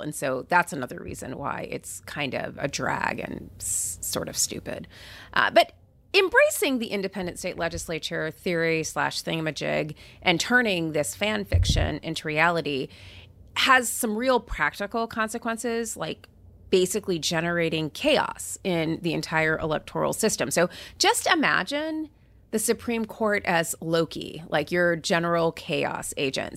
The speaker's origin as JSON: {"language": "English", "region": "California", "country": "United States", "said": "as a Californian"}